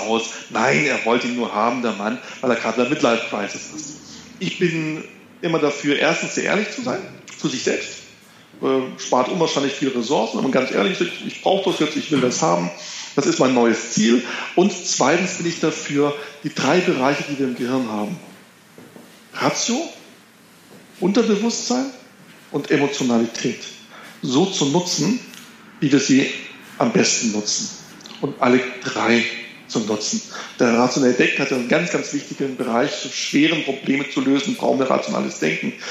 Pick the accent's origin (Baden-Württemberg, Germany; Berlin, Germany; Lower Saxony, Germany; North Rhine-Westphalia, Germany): Baden-Württemberg, Germany; Konstanz; Ich komme vom See, haben Sie schon erwähnt, ich komme vom Bodensee aus Konstanz.